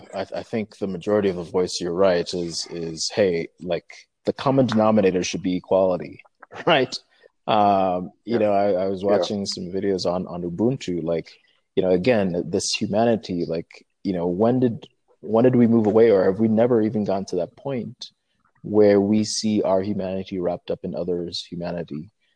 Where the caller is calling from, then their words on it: Nairobi, Kenya; I'm calling from Nairobi.